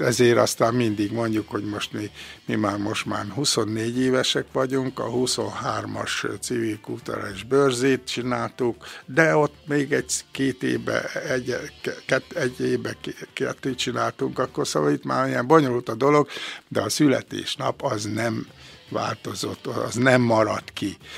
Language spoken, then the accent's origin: Hungarian; Békés, Hungary; Én egy kis közösségbe születtem, Békésen, Rosszárdőn, faluhelyen, és ott jártam iskolába